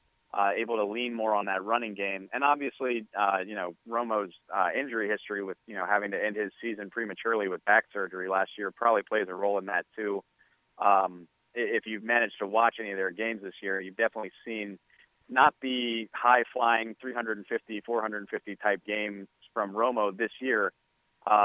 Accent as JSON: {"language": "English", "town": "New Orleans", "region": "Louisiana", "country": "United States", "said": "I'm from New Orleans. I went to LSU"}